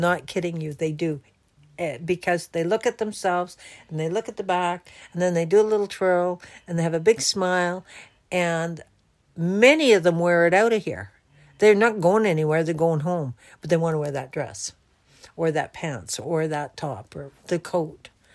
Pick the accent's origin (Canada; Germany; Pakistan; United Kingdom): Canada; I'm from Canada